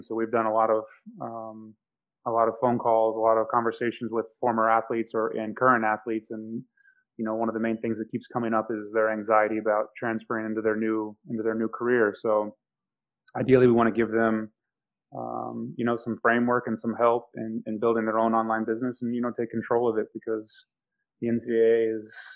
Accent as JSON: {"language": "English", "town": "Oklahoma City", "region": "Oklahoma", "country": "United States", "also_born_or_lived": "Kansas / Hawaii", "moved": "as an adult", "said": "I was coming from Oklahoma City and I lived in a town of 3,000 people in in Kansas"}